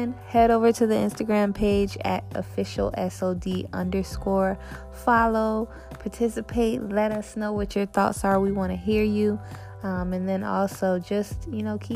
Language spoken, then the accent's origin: English; Tampa, Florida, United States; born or raised there; also born or lived in Tallahassee / Orlando